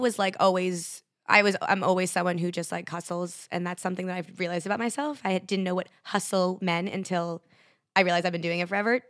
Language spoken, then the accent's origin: English; Connecticut, United States; moved away as an adult; now in New York City, United States; I stayed at home for a year in Connecticut